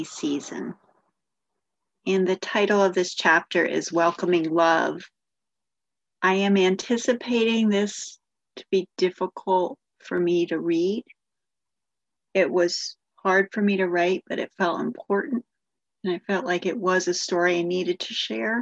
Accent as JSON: {"language": "English", "town": "Avon", "region": "Connecticut", "country": "United States", "tie": "born or raised there", "said": "I grew up in Avon, a wealthy suburb of Hartford, Connecticut."}